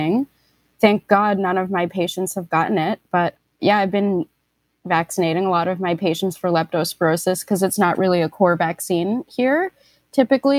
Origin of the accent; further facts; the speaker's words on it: New York City, New York, United States; I grew up in New York City